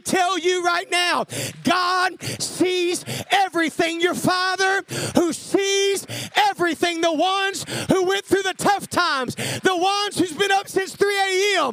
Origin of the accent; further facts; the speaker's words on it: Arkansas, United States; I'm from Arkansas